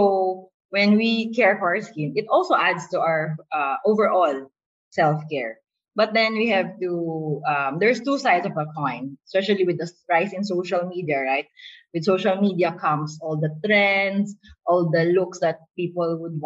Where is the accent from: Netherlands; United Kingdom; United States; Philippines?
Philippines; We're a Filipino culture